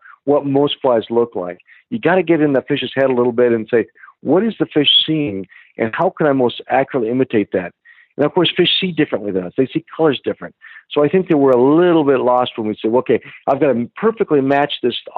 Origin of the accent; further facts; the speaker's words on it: Chico, California, United States; we grew up in Chico, California, Northern California